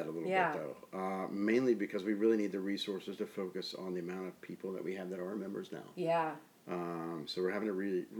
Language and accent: English; the South, United States; now in Rochester, United States; I'm from the South